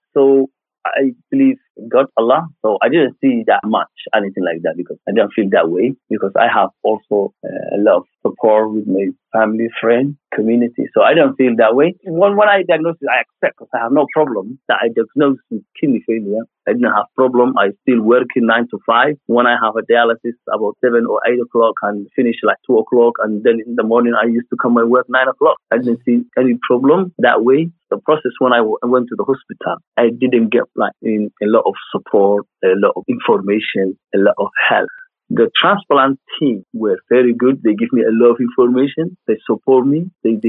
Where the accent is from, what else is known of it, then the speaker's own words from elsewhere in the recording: Mali; I'm from East Africa. I'm from Mali and the inner city.